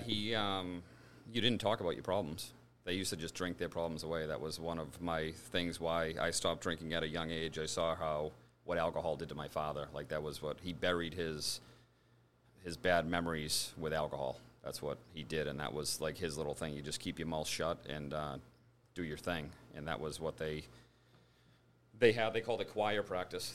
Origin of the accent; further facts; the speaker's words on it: Braintree, Massachusetts, United States; born and raised in Braintree